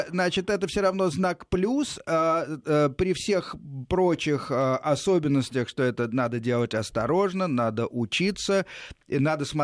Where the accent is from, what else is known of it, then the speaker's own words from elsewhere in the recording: Moscow Oblast, Russia; э, с Московской области.